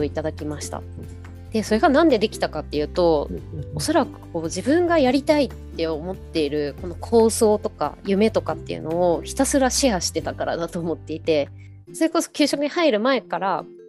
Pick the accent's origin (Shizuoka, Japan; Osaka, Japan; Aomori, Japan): Shizuoka, Japan; Enshu, western; 私たちの地元のあの遠州っていうこう静岡西部のところに浜名湖があるんですけど